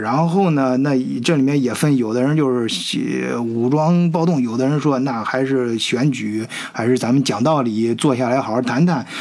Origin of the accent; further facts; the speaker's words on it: China; 咱们都是中国人啊